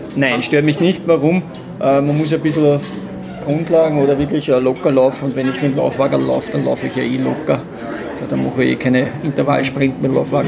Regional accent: Traisental near Lilienfeld, Lower Austria, Austria; now in St. Pölten, Austria; Ich bin nicht aus Wien, ich komme aus, äh, aus St. Pölten und ursprünglich aus dem schönen Dreisental bei Lilienfeld

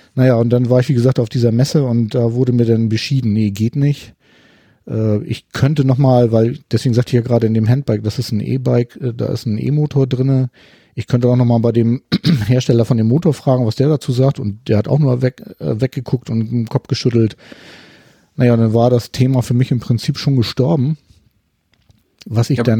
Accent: Hamburg, Germany; ich komme aus Hamburg

